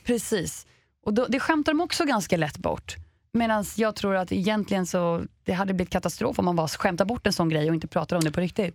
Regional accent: Sweden; vi svenskar

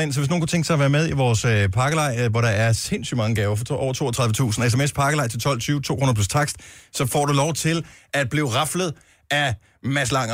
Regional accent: North Funen, Southern Denmark, Denmark; jeg er opvokset på Nordfyn

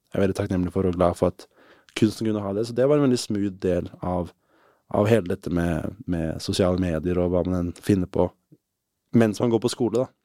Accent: Moss, Østfold, Norway; i Moss der Jeg vokste opp veldig fint sted å vokse opp. Jeløya, masse natur

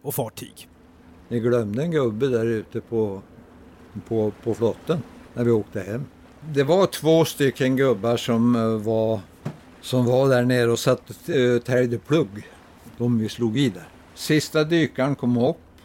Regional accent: Roslagen, Stockholm County, Sweden; är född och uppvuxen i Roslagen

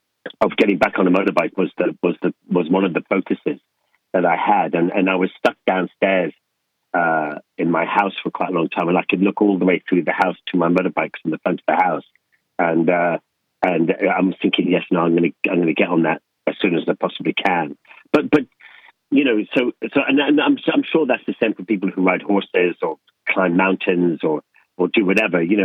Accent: Leinster, Ireland; when I grew up in Ireland with my dad, Sir John Boorman

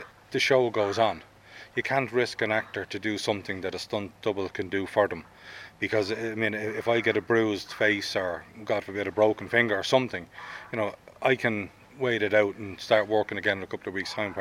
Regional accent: Ireland; as an Irish stunt performer

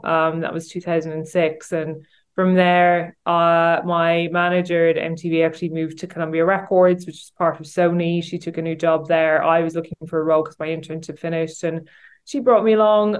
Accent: Kanturk, Munster, Ireland; moved away; I'm originally from Kanturk in County Cork. So I grew up in Kanturk, and I always had like a real keen interest in music, like back in my day when I was still living in Kanturk and at school.

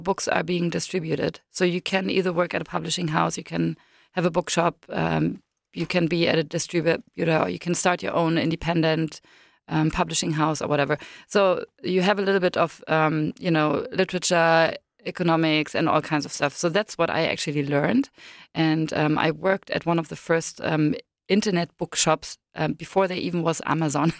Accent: Berlin, Germany; I was born in East Berlin, behind the wall, so I'm sort of a dinosaur. And when I was six, we moved from East Berlin to West Berlin

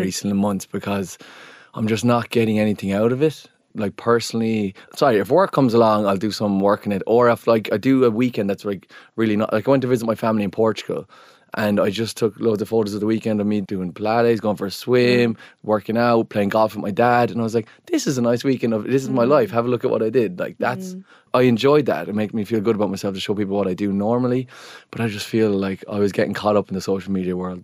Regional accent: Ireland; especially as Irish people

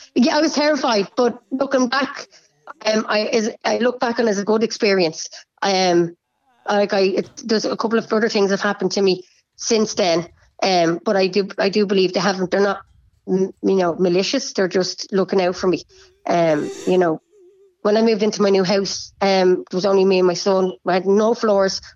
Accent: Bray, Leinster, Ireland; I'm from Bray

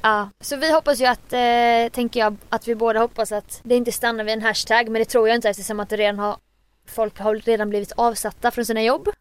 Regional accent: Jönköping, Jönköping County, Sweden; moved away; jag var i Jönköping i helgen där jag är ifrån

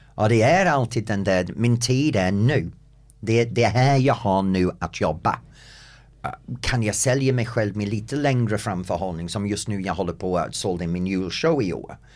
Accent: England, United Kingdom; Swedish is a second language; moved away as an adult; also born or lived in United States; now in Sweden; som engelsman och bott i USA

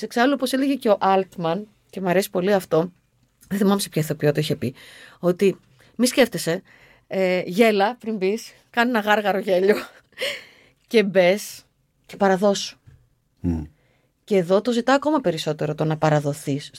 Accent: Aigio, Western Greece, Greece; γεννήθηκα στο Αίγιο σε μια μικρή ναι. πόλη που όλα αυτά τα, τα, τα βλέπαμε, τα ζούσαμε.

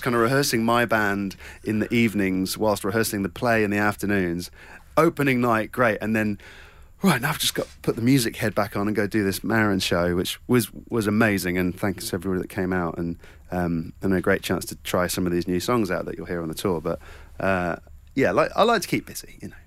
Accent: Cornwall, South West England, United Kingdom

